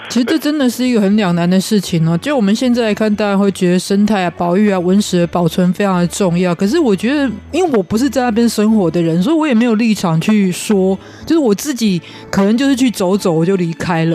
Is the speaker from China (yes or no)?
no; Kaohsiung, Taiwan; now in Taipei, Taiwan; 以前我在高雄成长的时候